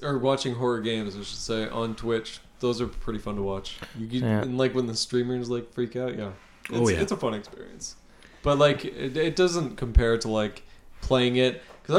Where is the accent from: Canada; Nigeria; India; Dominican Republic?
Canada; accent: Canadian; we're from Canada, so we have Canadian accents.